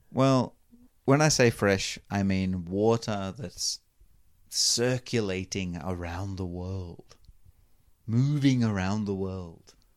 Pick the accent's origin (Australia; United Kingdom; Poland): Australia; Melbourne, Victoria; moved away as an adult; also born or lived in Vancouver / Sendai; I'm from Melbourne, the best city in Australia and probably the world.